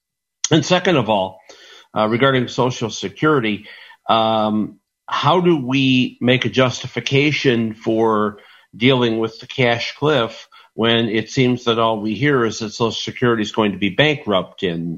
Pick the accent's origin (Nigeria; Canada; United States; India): United States; Illinois; My home state, Illinois.